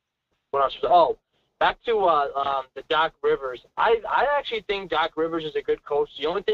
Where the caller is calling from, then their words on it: New York, United States; Yeah, I'm coming from New York.